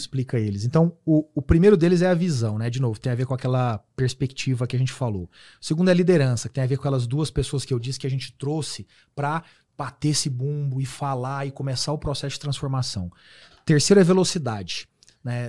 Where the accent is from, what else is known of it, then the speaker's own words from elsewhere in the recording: Uberaba, Minas Gerais, Brazil; moved away as an adult; now in São Paulo, Brazil; Eu vim de Uberaba, Minas Gerais